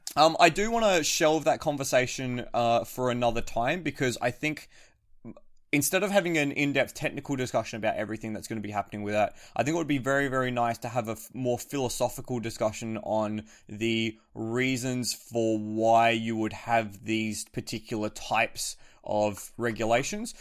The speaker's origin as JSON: {"language": "English", "country": "Australia", "said": "as an Australian"}